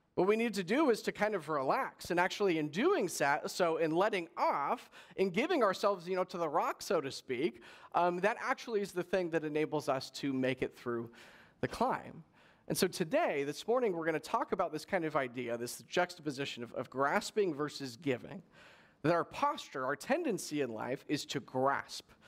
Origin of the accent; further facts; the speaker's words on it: Palm Springs, California, United States; I grew up in Coachella Valley, so in Palm Springs kind of area, um, out in the desert there